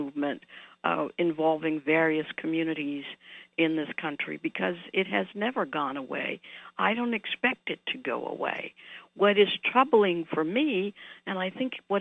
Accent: New Orleans, Louisiana, United States; moved away; I grew up in New Orleans

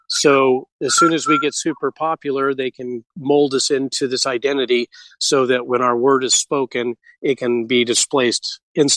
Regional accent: West Coast of America, United States; Growing up in the West Coast of America

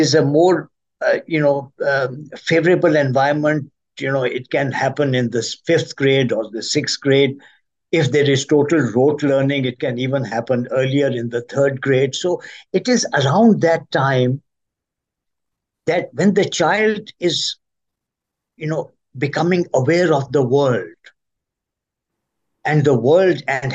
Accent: Pakistan; now in Washington, United States; I'm originally from Pakistan

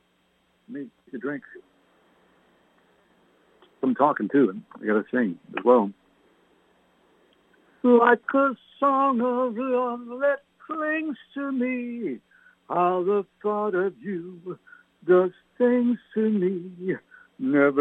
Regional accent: Canada; now in United States; My parents were English. I was born in Canada.

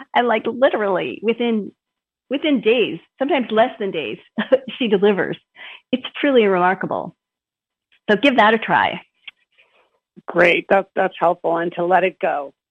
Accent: Minnesota, United States; moved away; also born or lived in Boston area / California; I grew up here in Minnesota

